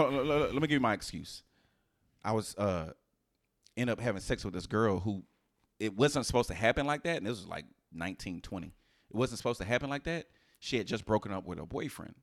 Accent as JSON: {"language": "English", "town": "Houston", "region": "Texas", "country": "United States", "tie": "born or raised there", "said": "the way I was raised in Houston."}